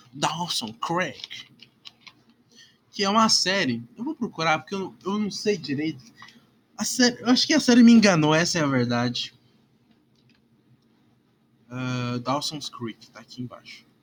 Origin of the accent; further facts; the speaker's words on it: Curitiba, Paraná, Brazil; Bah, eu nem sou gaúcho pra falar essa porra. Bah, meu. Bah, guri. Curitibano tá falar, ah, bah, meu.